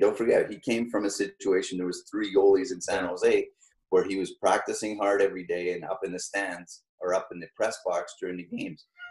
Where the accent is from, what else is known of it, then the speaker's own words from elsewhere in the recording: Sherbrooke, Quebec, Canada; also born or lived in Rochester, Minnesota; growing up in Sherbrooke, Sherbrooke is an English, pretty much an English speaking town. And, um, and I was born in Rochester, Minnesota also